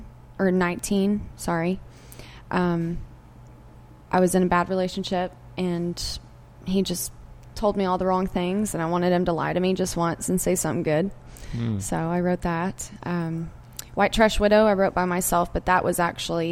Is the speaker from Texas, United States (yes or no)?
yes; Texas, United States; I'm from Texas